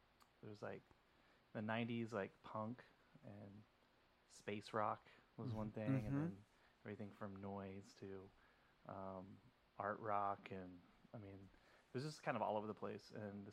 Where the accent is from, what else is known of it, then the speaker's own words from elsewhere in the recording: Denton, Texas, United States; moved away as an adult; now in New York, United States; I'm from Denton, Texas, and I moved here about 14 years ago.